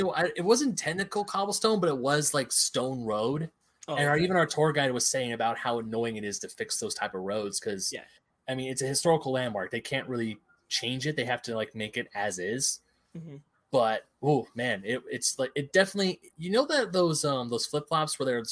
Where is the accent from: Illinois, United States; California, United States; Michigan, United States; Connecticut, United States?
California, United States; we're from California.